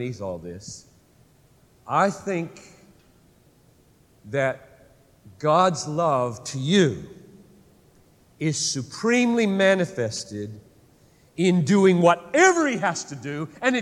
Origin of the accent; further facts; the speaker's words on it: United States